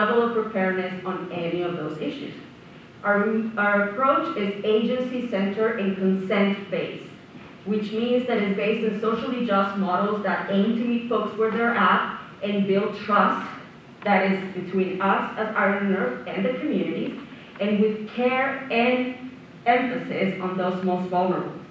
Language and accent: English; Colombia; now in Victoria, Canada; I'm originally from Colombia